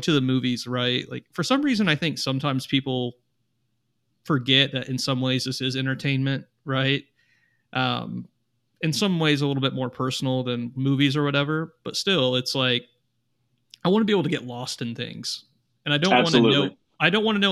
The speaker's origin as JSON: {"language": "English", "region": "Midwest", "country": "United States", "said": "I'm from the Midwest."}